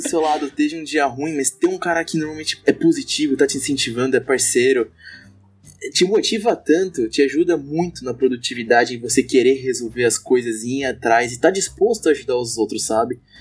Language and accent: Portuguese; São Paulo, Brazil; now in Blumenau, Brazil; eu não sou daqui de Blumenau, sou de São Paulo